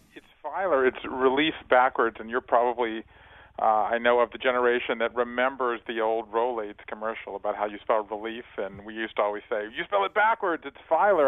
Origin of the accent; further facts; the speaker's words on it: Savannah, Georgia, United States; now in Brooklyn, United States; I live in Brooklyn now, but I'm from Savannah, Georgia